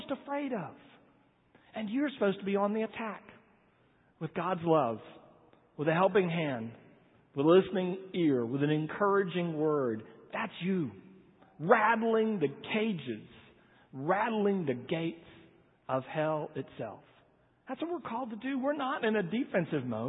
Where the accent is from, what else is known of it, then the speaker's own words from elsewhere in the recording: Corpus Christi, Texas, United States; I was raised in Corpus Christi